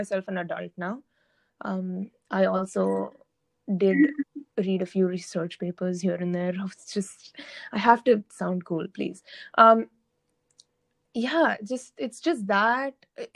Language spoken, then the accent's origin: English; Oman; also born or lived in India; Oman, where I have lived my entire life